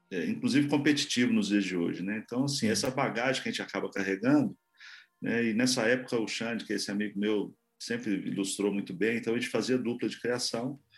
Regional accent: Santos, São Paulo, Brazil; born there; nasci em Santos, morei um tempo em São Paulo

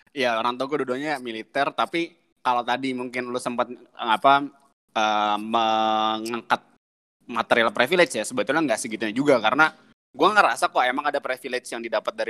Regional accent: Java, Indonesia; kalau dia tahu kalau gue dari Jawa ada kayak ikatan emosional gitu

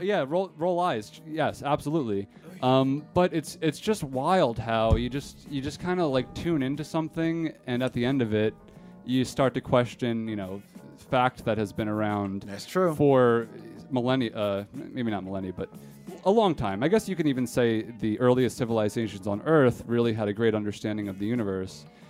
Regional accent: East Coast, United States; growing up on the East Coast

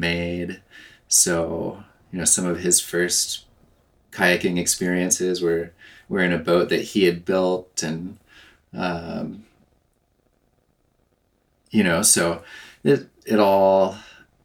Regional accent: southern Oregon, United States; I grew up in southern Oregon, close to the Rogue

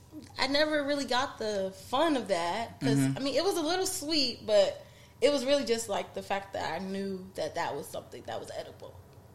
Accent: Louisiana, United States; I'm from Louisiana.

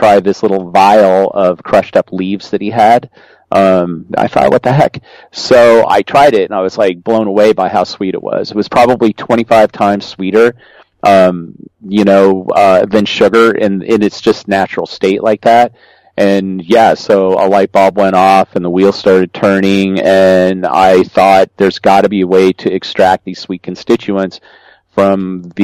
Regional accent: Colorado, United States; So I grew up in Colorado. I grew up on a ranch in Colorado

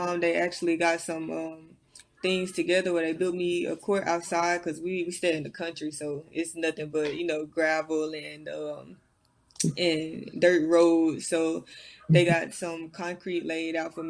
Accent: Arkansas, United States; moved away as an adult; I initially went to Arkansas because, like I said, I'm from Arkansas. I wanted to play for my home state

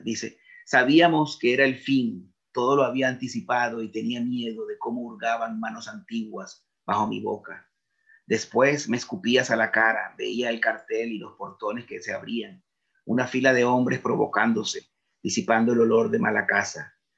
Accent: Venezuela; moved away as an adult; now in Spain; yo como venezolano soy un venezolano que tiene padres venezolanos, abuelos venezolanos

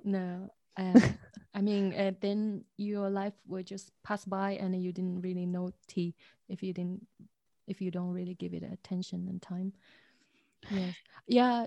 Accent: Zhejiang, China; now in Dresden, Germany; I grew up in Zhejiang

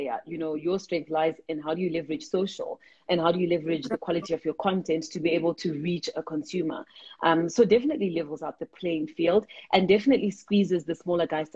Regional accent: South Africa; we're proudly South African, we're proudly African

